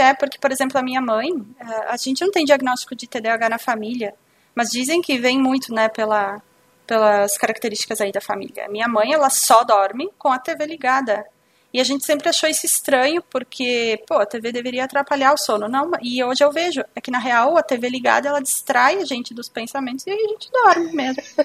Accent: Bento Gonçalves, Rio Grande do Sul, Brazil; eu sou de Bento Gonçalves, Rio Grande do Sul

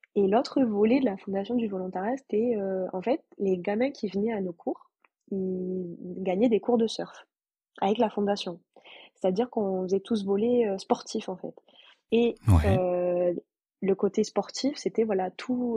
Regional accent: Toulouse, Occitania, France; je suis française, toulousaine

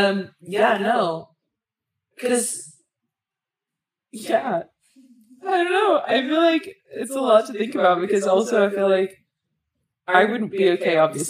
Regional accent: Texas, United States; a girl born and bred in the Bible Belt of Texas

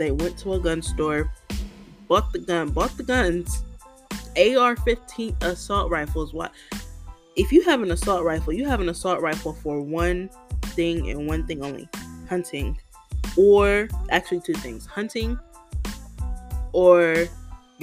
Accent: United States; being an American

